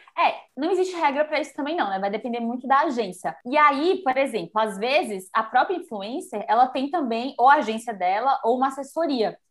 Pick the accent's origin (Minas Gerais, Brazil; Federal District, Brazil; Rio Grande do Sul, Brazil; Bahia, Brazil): Bahia, Brazil; moved away as an adult; now in São Paulo, Brazil; eu sou baiana, né? Eu vim morar aqui por isso, eu vim fazer faculdade e nunca mais voltei